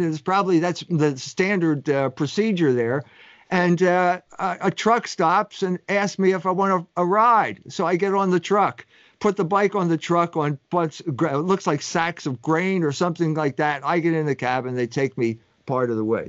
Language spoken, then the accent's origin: English; United States